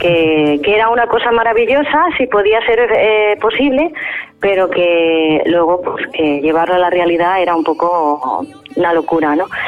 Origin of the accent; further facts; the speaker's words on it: La Línea de la Concepción, Andalusia, Spain; also born or lived in Bulgaria / Italy; yo soy nacida, bueno, soy andaluza, eh, nacida en la línea de la Concepción Cádiz, y claro, escuchábamos el flamenco en casa